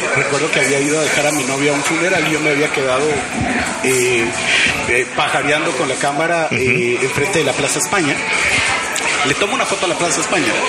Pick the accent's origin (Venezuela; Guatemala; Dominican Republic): Guatemala; De Guatemala de Guatemala.